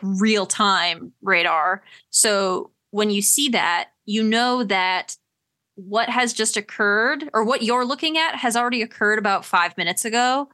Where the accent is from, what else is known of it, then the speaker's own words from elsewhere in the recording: Wisconsin, United States; growing up in the Midwest